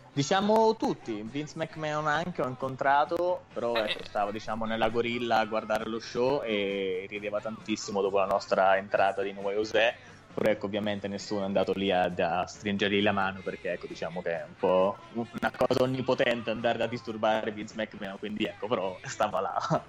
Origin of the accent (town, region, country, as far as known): Italy